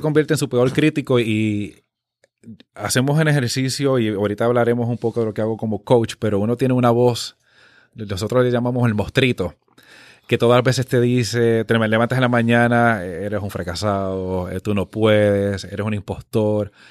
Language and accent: Spanish; Dorado, Puerto Rico; also born or lived in Missouri; yo nací en el pueblo de Dorado